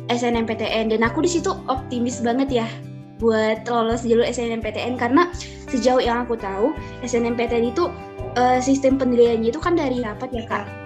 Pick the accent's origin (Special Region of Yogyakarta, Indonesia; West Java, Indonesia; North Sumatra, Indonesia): North Sumatra, Indonesia; Aku adalah mahasiswa akuntansi di Universitas Diponegoro. Kalau asalnya itu aku dari Sumatera Utara ya. Nah, sekolahnya itu dulu di SMA Negeri 2 Bali G.